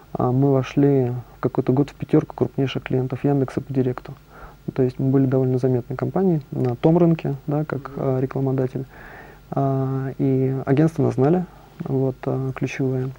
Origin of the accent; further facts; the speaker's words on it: Moscow, Russia; also born or lived in Cologne, Germany / Germany; Родился в Москве